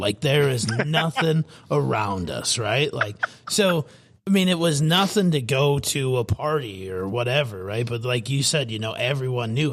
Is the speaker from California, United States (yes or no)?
no; Fairmont, Minnesota, United States; moved away; I'm obviously from Fairmont, Minnesota myself. Uh, born and raised